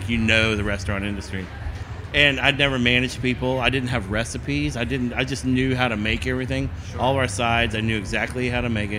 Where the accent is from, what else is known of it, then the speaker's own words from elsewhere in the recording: Texas, United States; moved away as an adult; now in Atlanta, United States; We're originally from Texas